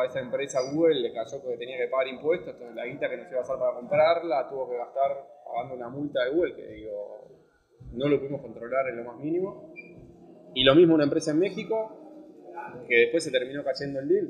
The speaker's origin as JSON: {"language": "Spanish", "country": "Argentina", "moved": "as an adult", "lives_now": "Barcelona, Spain", "said": "yo soy argentino, estoy acá"}